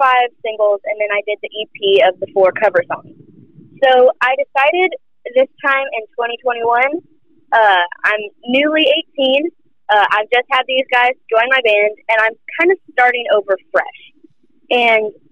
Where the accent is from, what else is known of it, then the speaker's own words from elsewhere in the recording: Charlotte, North Carolina, United States; I'm actually from Charlotte